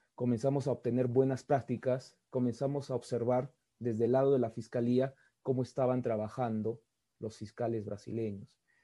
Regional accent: Peru; los peruanos fuimos testigos

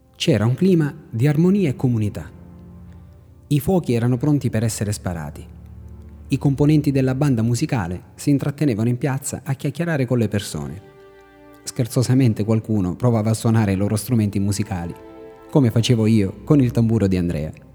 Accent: Raddusa, Sicily, Italy; moved away; mio paesino, Raddusa, nell'entroterra siciliana

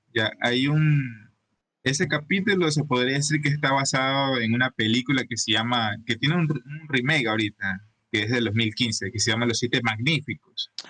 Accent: Ecuador; aquí en Ecuador

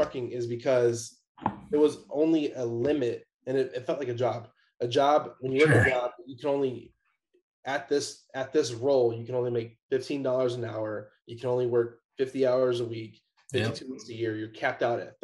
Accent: Chicago, Illinois, United States; moved away as an adult; also born or lived in Atlanta; I'm originally from Chicago

